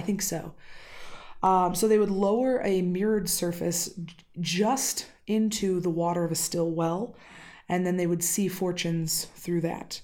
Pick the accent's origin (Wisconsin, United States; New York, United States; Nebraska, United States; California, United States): Wisconsin, United States; accent: Wisconsin; my Wisconsin accent has been creeping out this week.